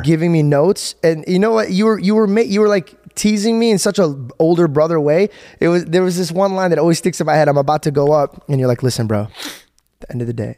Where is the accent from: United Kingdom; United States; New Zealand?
United States; Arizona; my hometown, Arizona